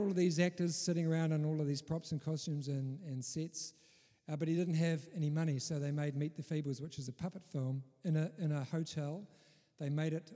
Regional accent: Taihape, Manawatū-Whanganui, New Zealand; I grew up on a sheep farm on a place called Taihape.

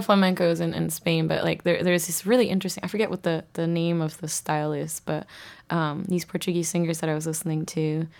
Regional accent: southern part close to Korea, southern Japan, Japan; moved away as an adult; also born or lived in Boston, United States; I grew up in Japan, uh, southern part close to Korea

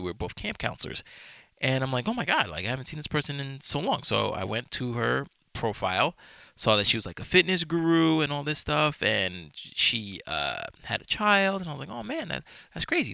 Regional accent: New York, United States; I'm from New York, I have been my entire life

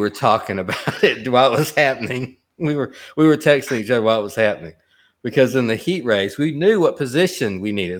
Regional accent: Alabama, United States; I'm from Alabama, and I've been to Talladega a lot of times

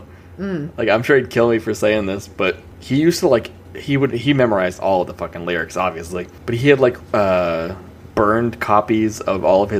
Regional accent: New England, United States; we're from New England.

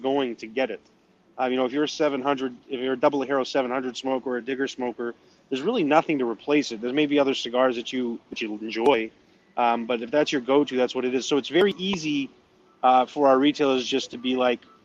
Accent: Maine, United States; accent: New England; moved away; I'm from Maine originally.

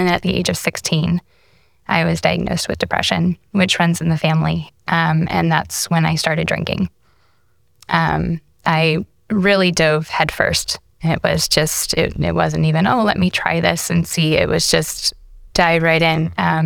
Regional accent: Nebraska, United States; I was raised in Nebraska in a small little town. Shout out to Chimney Rock peeps. That's my hometown.

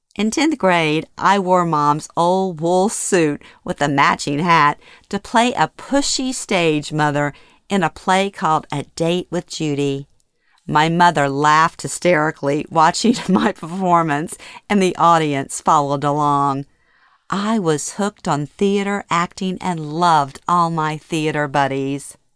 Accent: Louisiana, United States; born or raised there; moved away

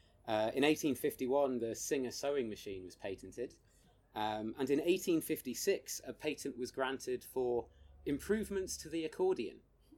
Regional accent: United Kingdom; So we, as British people, essentially chose the placebo, which is good to know.

